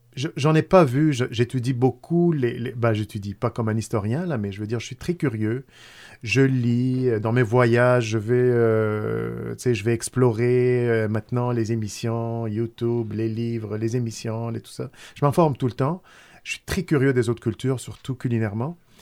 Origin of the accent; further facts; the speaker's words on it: Tunisia; now in Quebec, Canada; tunisien d'origine arrivé au Québec euh, depuis, ça fait presque plus que 30 ans, là, peut-être 31, 32 ans. J'ai passé plus de, gens, de, temps ici que dans mon pays natal